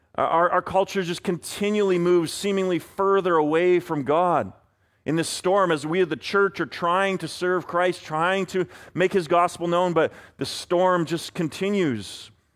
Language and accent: English; Vancouver, British Columbia, Canada; I am a Canucks fan first from Vancouver